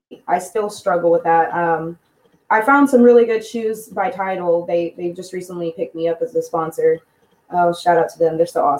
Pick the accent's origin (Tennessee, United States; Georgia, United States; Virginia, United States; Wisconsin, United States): Tennessee, United States; Clarksville; Yes, Clarksville, Tennessee.